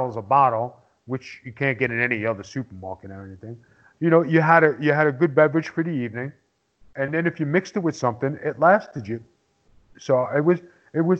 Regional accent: New York City, New York, United States; I'm from Staten Island

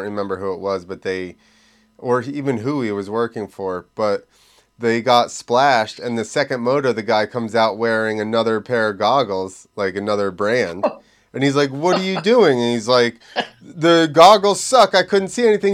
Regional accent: New Jersey, United States; moved away as an adult; also born or lived in Georgia, United States; I grew up in New Jersey. I moved to Georgia for like 13 years. And when I came back

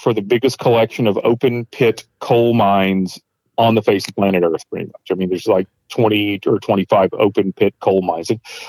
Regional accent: Arkansas, United States; moved away as an adult; also born or lived in Gillette, Wyoming; now in Iowa, United States; I'm originally from Arkansas. So be warned, I will say weird things like y'all from time to time. So the Arkansas will come out.

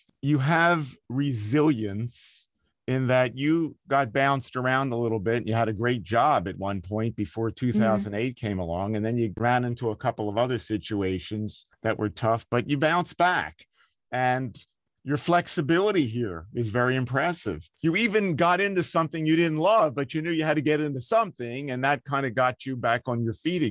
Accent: Philadelphia, Pennsylvania, United States; My hometown

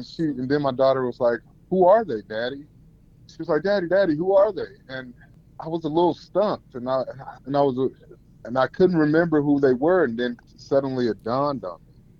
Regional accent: Denver, Colorado, United States; moved away as an adult; now in Tacoma, United States; I'm originally from Denver, Colorado.

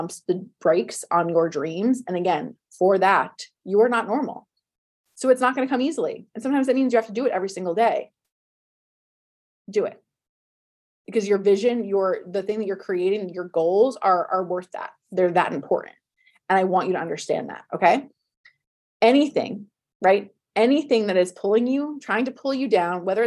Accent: New Jersey, United States; moved away as an adult; now in Los Angeles, United States; I'm from New Jersey. I lived in New Jersey till I was 33, 34.

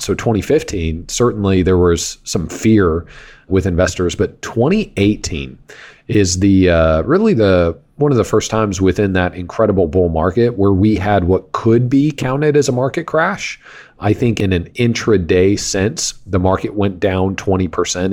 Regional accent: Wichita, Kansas, United States; I grew up in Kansas

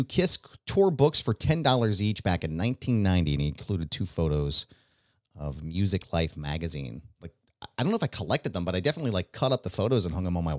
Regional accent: Levittown, Pennsylvania, United States; I drove up to my old house that I grew up in Levittown in Bucks County, on Jonquil Lane.

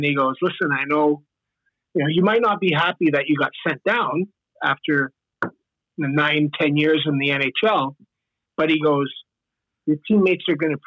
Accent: Saskatchewan, Canada; moved away; I'm like the rural guy. I grew up in Saskatchewan

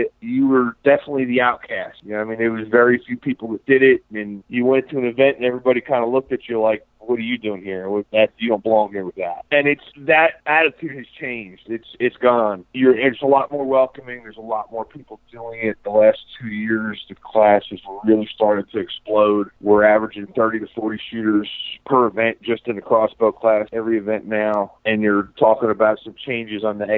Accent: Central New Jersey, United States; moved away as an adult; now in Virginia, United States; was born and raised in Central New Jersey

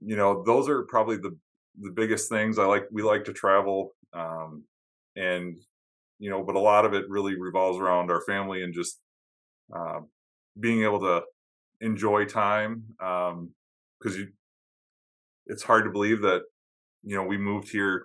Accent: Upper Peninsula of Michigan, United States; now in Wisconsin, United States; I grew up in Upper Michigan

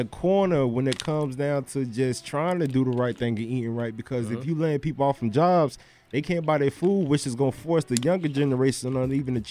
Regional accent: Broward County, Florida, United States; I'm from Broward

